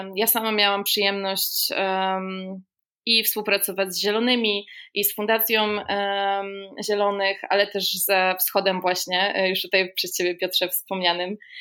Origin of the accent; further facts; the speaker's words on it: Gdańsk, Pomeranian Voivodeship, Poland; ja jestem gdańszczanką z urodzenia, więc mój tutaj region to Kaszuby